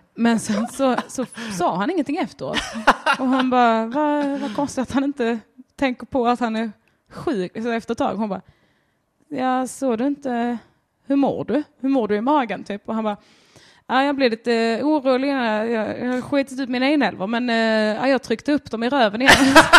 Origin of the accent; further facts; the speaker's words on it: Sweden; jag är svensk